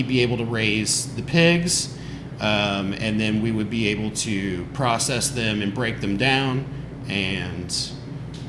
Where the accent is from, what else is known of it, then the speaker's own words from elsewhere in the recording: Western Kentucky, United States; I'm from Western Kentucky, in the middle of nowhere, south of Paducah, where Kentucky Lake is